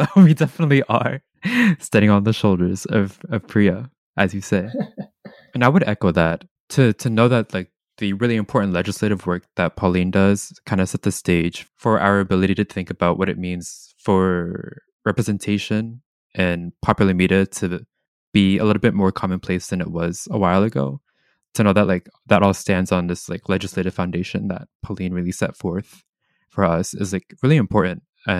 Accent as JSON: {"language": "English", "region": "Visayas", "country": "Philippines", "said": "Like, so where I'm from the Philippines, I'm from the Visayas, which is like this like mountainous area in central Philippines."}